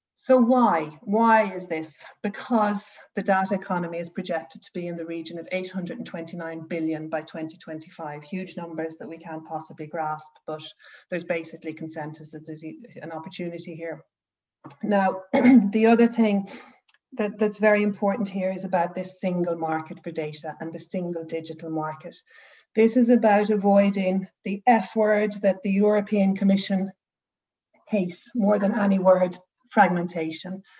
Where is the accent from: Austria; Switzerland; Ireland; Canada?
Ireland; moved away as an adult; now in Norway; I'm Irish